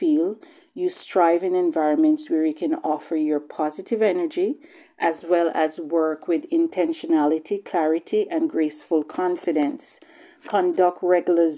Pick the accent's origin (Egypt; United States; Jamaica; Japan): Jamaica; now in Bowmanville, Canada; I was born in Jamaica. And back home